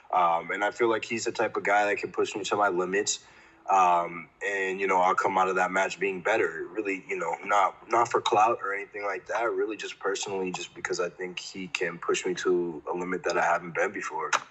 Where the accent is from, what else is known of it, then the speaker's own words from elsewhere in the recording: Framingham, Massachusetts, United States; I grew up about 40 minutes from Boston in a town it's called Framingham it's a city now but um, it's called Framingham and it's in Massachusetts